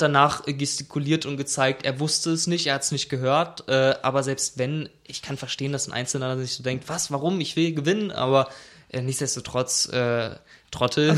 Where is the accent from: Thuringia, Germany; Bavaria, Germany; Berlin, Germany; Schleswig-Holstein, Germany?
Berlin, Germany; ich bin Berliner.